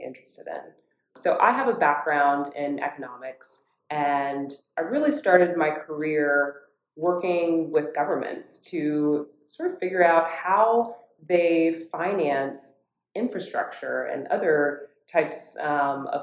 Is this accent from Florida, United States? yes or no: yes; Orlando, Florida, United States; I grew up in Orlando, Florida, and I grew up specifically in a community called Dr. Phillips.